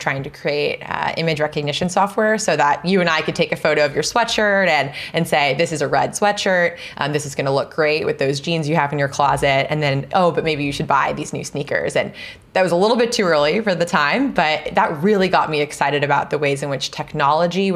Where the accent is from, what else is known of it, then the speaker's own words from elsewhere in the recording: Seattle, Washington, United States; moved away as an adult; also born or lived in New Hampshire; now in California, United States; I grew up in the Pacific Northwest